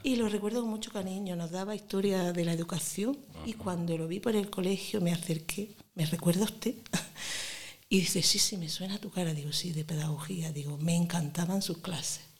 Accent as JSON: {"language": "Spanish", "town": "Granada", "region": "Andalusia", "country": "Spain", "tie": "born or raised there", "also_born_or_lived": "Montefrío", "accent": "granadino", "said": "Ya me he hecho de Granada. Y además me dicen que tengo un acento muy granadino"}